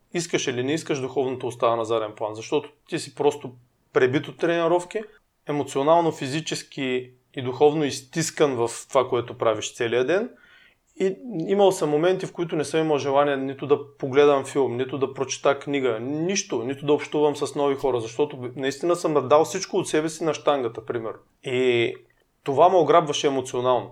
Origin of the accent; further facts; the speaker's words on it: Burgas, Burgas Province, Bulgaria; now in Sofia, Bulgaria; ние сме от Бургас